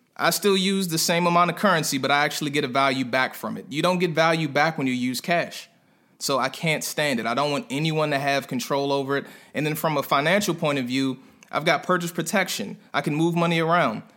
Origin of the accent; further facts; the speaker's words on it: Prince George's County, Maryland, United States; moved away as an adult; also born or lived in North Carolina; I'm a guy from PG County, right outside of DC in Maryland